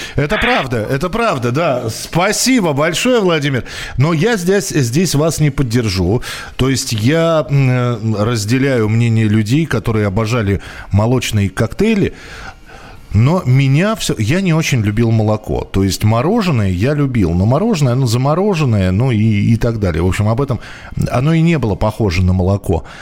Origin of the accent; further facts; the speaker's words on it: Moscow, Russia; я родился и вырос в Москве